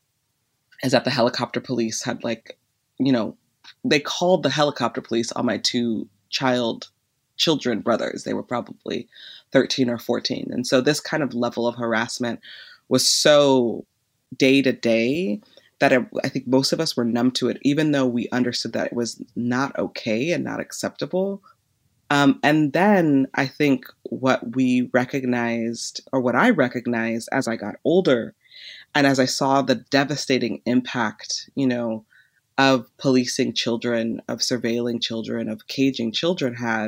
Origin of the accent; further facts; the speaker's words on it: Los Angeles, California, United States; I grew up in Van Nuys, a small suburb outside of the inner city of Los Angeles.